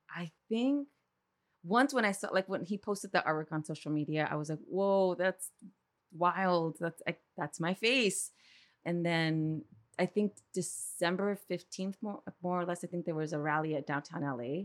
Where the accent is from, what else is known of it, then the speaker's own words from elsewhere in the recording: East Los Angeles, California, United States; I'm from East L